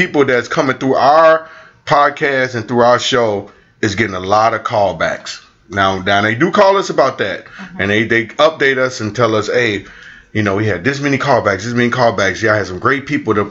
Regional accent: St. Louis, Missouri, United States; I'm from St. Louis.

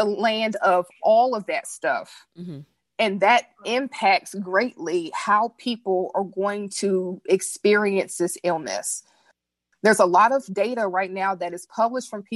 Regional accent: United States; I'm an American

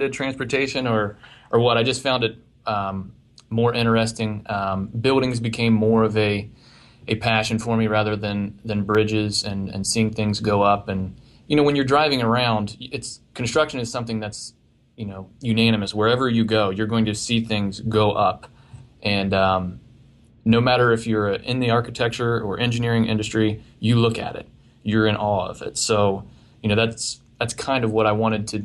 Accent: Marietta, Ohio, United States; born or raised there; also born or lived in Westlake, Ohio

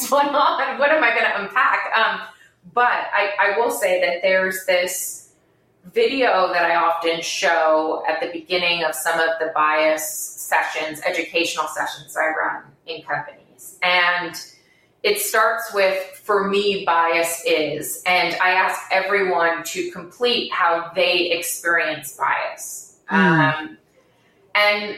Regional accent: Bermuda; moved away as an adult; also born or lived in Providence, United States / New York, United States; I'm born and raised in Bermuda.

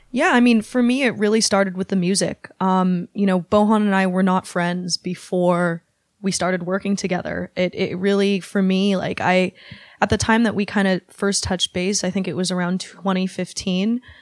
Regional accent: Bay Area, California, United States; also born or lived in Shanghai; growing up in the Bay Area, there was always a big Chinese American population

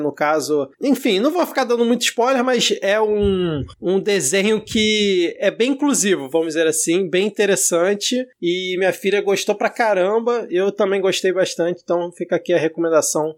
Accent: Southeast Brazil, Brazil; accent: sudestino (Southeastern); eu já com esse meu sotaque sudestino, você já, já vai marcando a posição, né, da onde que eu sou

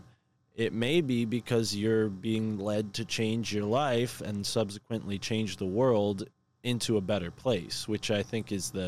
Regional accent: Connecticut, United States; that being my home state

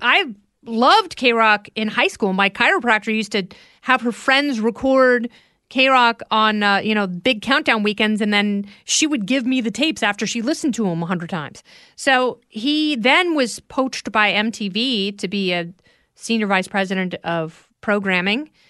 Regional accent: Oregon, United States; also born or lived in Indiana; I grew up in Oregon. I was born in Indiana, and my, my parents went westward and just sort of stayed in Oregon

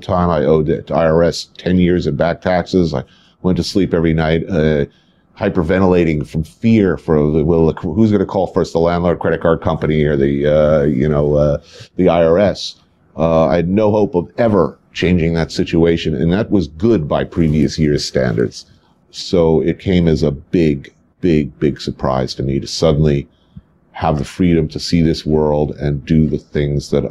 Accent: New Jersey, United States; Grew up in New Jersey in the suburbs, right across the river

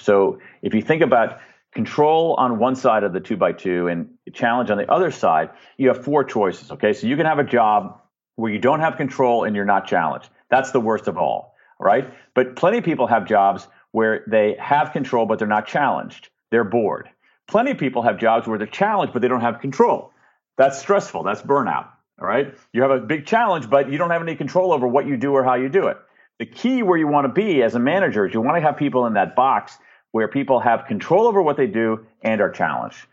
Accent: United States; I'm an American

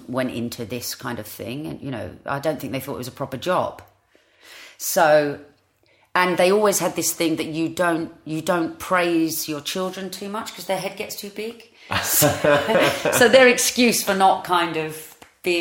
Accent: Ilford, London, United Kingdom; also born or lived in Barkingside; I was born in Ilford in Essex and I went to Ursuline Convent in Ilford for a while

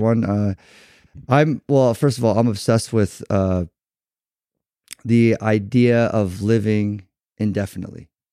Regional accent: Newport Beach, California, United States; we grew up in Newport Beach

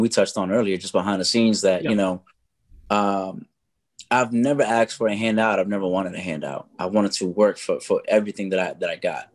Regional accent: New York City, New York, United States; now in Atlanta, United States; I'm a Latin hip-hop artist from the Bronx, born and raised in the Bronx, BX till

